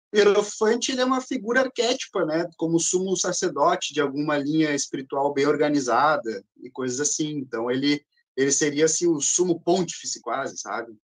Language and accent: Portuguese; Porto Alegre, Rio Grande do Sul, Brazil; sou natural de Porto Alegre, andei um pouquinho pelo estado